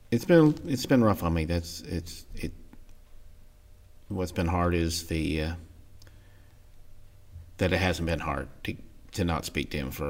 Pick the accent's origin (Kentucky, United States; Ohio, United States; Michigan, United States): Ohio, United States; grew up in Ohio. Uh, Dad moved around a lot when we were were young.